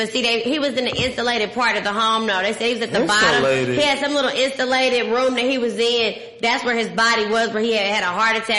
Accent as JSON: {"language": "English", "town": "Dallas", "region": "Texas", "country": "United States", "said": "I am from Dallas. What it do, Texas?"}